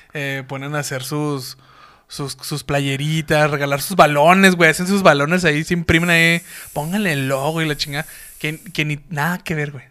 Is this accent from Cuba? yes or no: no; Mexico; nuestra identidad como mexicanos